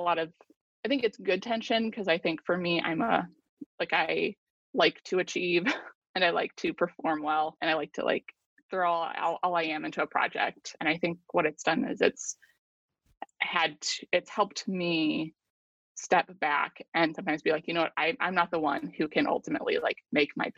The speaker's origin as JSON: {"language": "English", "country": "United States", "said": "an American who lives in a very prosperous society on the whole"}